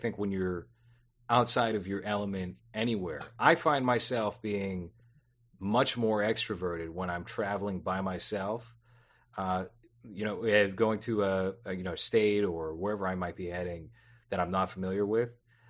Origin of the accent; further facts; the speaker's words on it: Boston, Massachusetts, United States; also born or lived in Quincy; I grew up in South Boston, which is pretty diverse, even though it's mostly like Irish Catholic, but you still have like a pretty prominent Black community. And then I grew up in the projects of Quincy